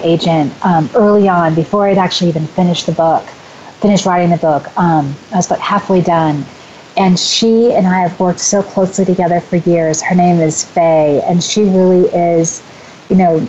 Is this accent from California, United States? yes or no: yes; California, United States; moved away as an adult; also born or lived in Portland; now in Des Moines, United States; I'm from California. I lived in Portland for a while, and then I moved right back to California because I love it so much.